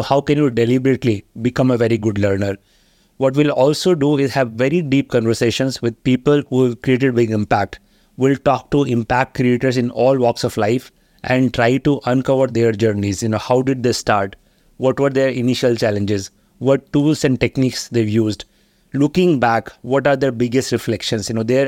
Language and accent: English; Haridwar, Uttarakhand, India; I grew up in Haridwar in 80s, and it's a very small town.